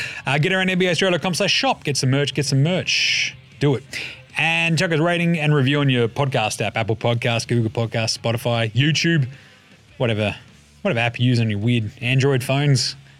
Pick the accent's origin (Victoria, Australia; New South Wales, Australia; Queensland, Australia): Victoria, Australia; Maribyrnong; as I was a little tacker growing up in Maribyrnong, I fucking loved bending it like Beckham